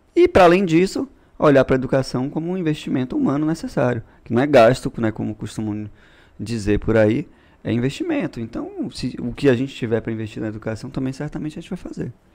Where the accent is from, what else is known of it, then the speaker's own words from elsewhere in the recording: Bahia, Brazil; also born or lived in São Paulo; eu voltei para cá com três anos de idade e tô aqui toda a vida